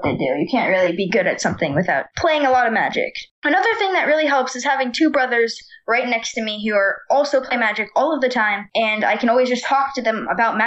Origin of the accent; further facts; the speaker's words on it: Boulder, Colorado, United States; I grew up in Boulder, Colorado, as I am right now